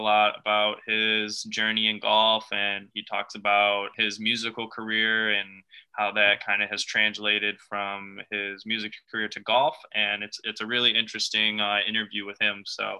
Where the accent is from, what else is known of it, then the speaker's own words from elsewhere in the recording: Detroit, Michigan, United States; I've got my hometown, my favorite team in the world, the Detroit Lions